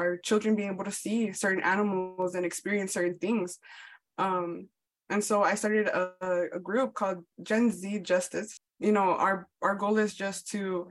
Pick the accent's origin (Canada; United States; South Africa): United States; Chicago, Illinois; also born or lived in Colorado; now in Tulsa, United States; I'm from Chicago. I just moved from Colorado to Tulsa.